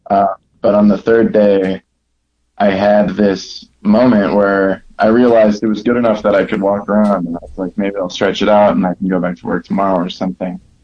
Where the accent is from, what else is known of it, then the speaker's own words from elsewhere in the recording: Milwaukee, Wisconsin, United States; now in Denver, United States; I'm from Milwaukee, Wisconsin. I'm now living in Denver